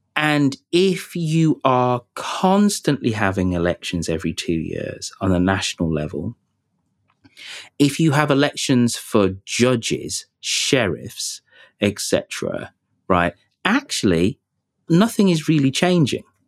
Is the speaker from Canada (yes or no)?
no; Birmingham, West Midlands, United Kingdom; my hometown of Birmingham